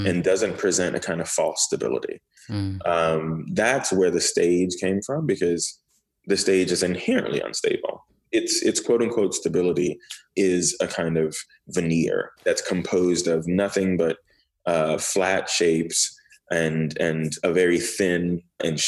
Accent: Miami, Florida, United States; also born or lived in Port-au-Prince, Haiti; growing up in Miami

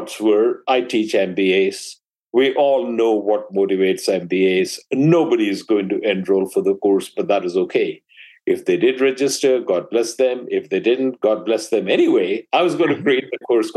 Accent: India; moved away as an adult; now in United States; I grew up in India

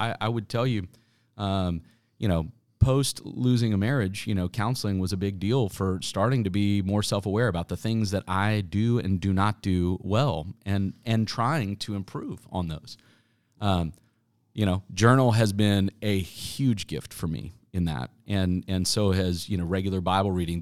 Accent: Wichita, Kansas, United States; moved away as an adult; I grew up in Wichita

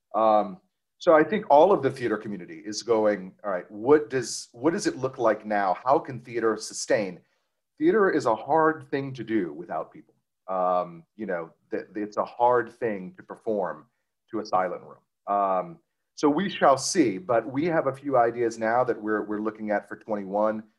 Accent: Cajun, Louisiana, United States; we're also as Cajun as we can be

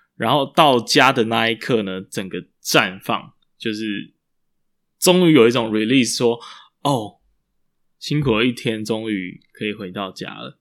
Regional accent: Taiwan; 我们台湾人

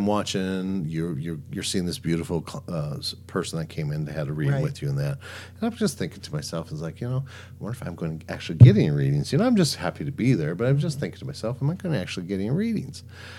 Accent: South Dakota, United States; I'm born and raised in South Dakota

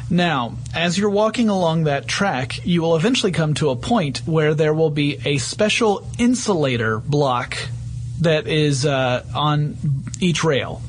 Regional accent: northern Georgia, United States; accent: deep southern; northern Georgia, which is where I grew up

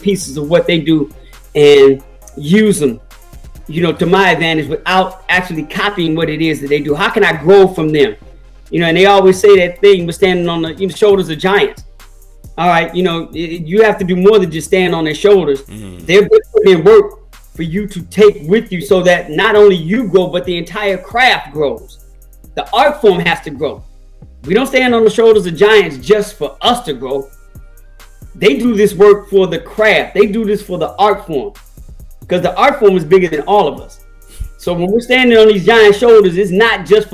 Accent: Chicago, Illinois, United States; I'm from Chicago

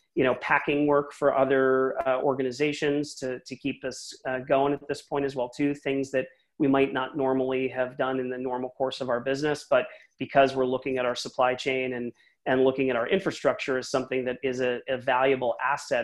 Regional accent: Philadelphia, Pennsylvania, United States; now in San Francisco Bay Area, United States; I'm originally from Philly myself, and I moved huh. out to here a long time ago

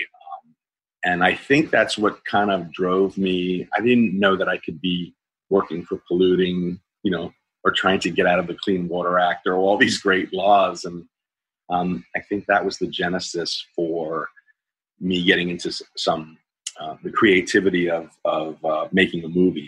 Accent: Pleasantville, New York, United States; moved away; also born or lived in Los Angeles; I grew up in Westchester County, New York. Uh, uh, oddly enough, a town called Pleasantville

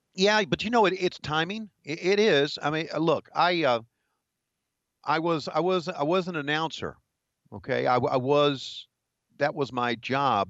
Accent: Virginia, United States; moved away as an adult; also born or lived in Charlotte, North Carolina / Greensboro, North Carolina; growing up in Virginia

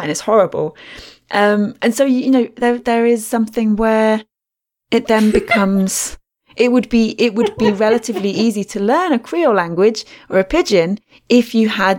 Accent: England, United Kingdom; accent: English; my English accent

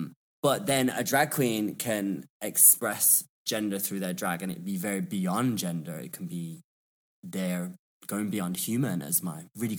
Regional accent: Birmingham, West Midlands, United Kingdom; also born or lived in London; I am from Birmingham, or Birmingham, as we call it. And I just feel like my accent kind of evolved when I studied in London.

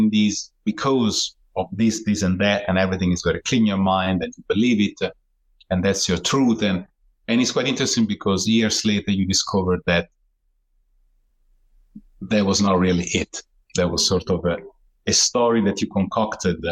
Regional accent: Italy; I was born in Italy

